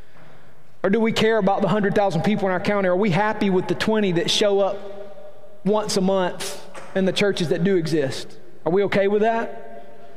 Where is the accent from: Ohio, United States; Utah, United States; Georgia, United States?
Georgia, United States; Silver Creek; now in Rome, United States; I am from Silver Creek. And you can take the boy out of Silver Creek, but it's hard taking Silver Creek out of the boy